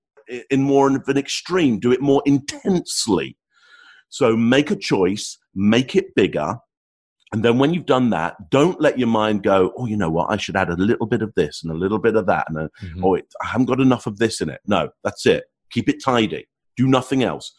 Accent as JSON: {"language": "English", "region": "England", "country": "United Kingdom", "first_language": "English", "said": "being English, there's only one language that I speak."}